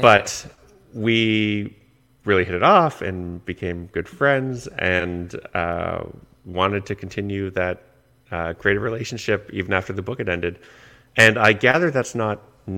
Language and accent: English; Canada; I'm Canadian